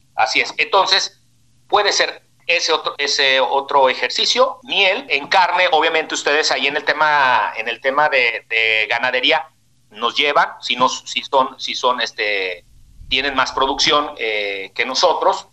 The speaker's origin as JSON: {"language": "Spanish", "town": "Guadalajara", "region": "Jalisco", "country": "Mexico", "said": "saludo desde la tierra del tequila, la torta ahogada"}